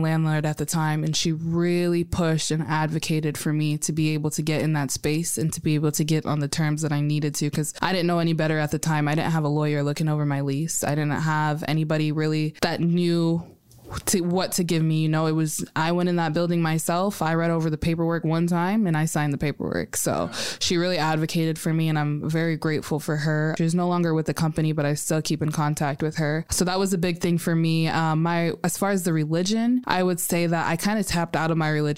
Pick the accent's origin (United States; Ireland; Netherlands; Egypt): United States; I was born in America